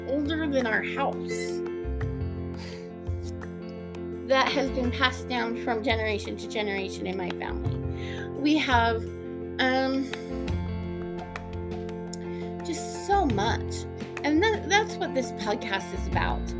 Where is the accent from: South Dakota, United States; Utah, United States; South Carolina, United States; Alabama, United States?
Utah, United States; I am from Utah. I live in Ogden.